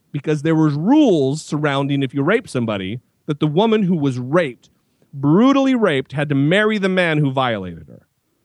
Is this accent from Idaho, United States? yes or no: yes; Idaho, United States; That's my home state, baby.